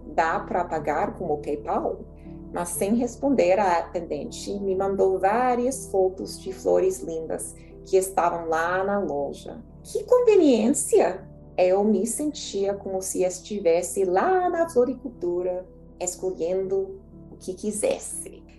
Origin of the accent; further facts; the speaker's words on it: United States; Portuguese is a second language; eu era estadunidense